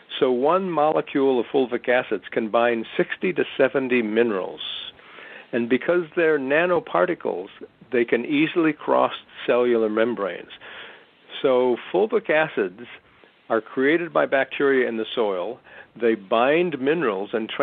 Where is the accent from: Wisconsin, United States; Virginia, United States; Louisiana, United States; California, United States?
Wisconsin, United States; I grew up in Wisconsin